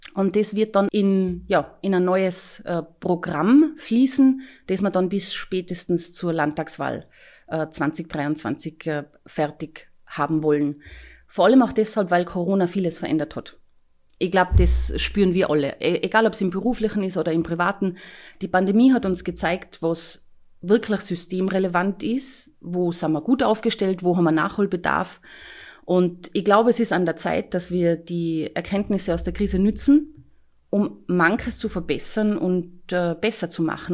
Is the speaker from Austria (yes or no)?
yes; Tyrol, Austria; wohne ich zum Beispiel nach wie vor in, in Hinterdirse, wo ich herkomme, wo ich aufgewachsen bin